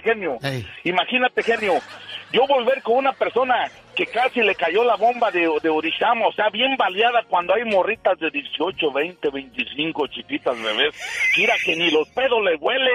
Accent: Michoacán, Mexico; moved away; yo soy michoacano

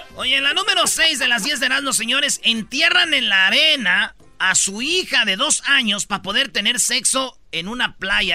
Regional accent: Mexico; Siete horas pide que trabajemos los mexicanos

